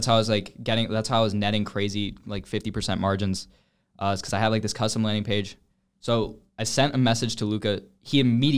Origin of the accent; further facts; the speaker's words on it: Atlanta, Georgia, United States; And I'm from North Atlanta.